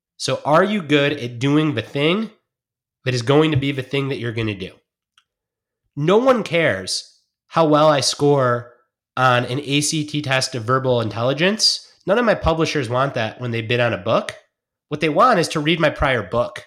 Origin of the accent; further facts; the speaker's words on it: Detroit, Michigan, United States; I grew up in Detroit watching football